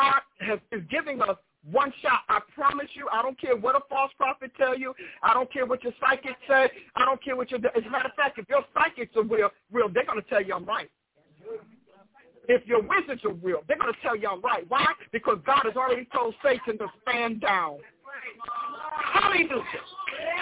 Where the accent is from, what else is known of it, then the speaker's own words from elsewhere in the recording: United States; I am an American, blood-born, off the dirt and the ground